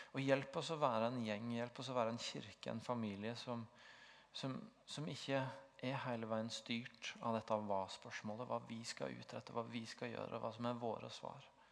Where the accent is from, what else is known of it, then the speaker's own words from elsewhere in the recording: Tvedestrand, Agder, Norway; moved away as an adult; now in Stavanger, Norway; så hadde jeg en veldig sterk identitet i å være bygutt fra Tvedestrand